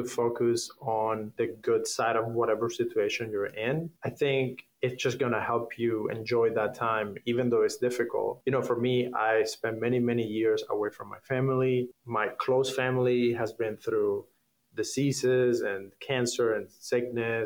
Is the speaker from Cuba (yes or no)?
yes; Havana, Cuba; English is a second language; moved away as an adult; also born or lived in Canada; now in Hollywood, United States; I grew up in Havana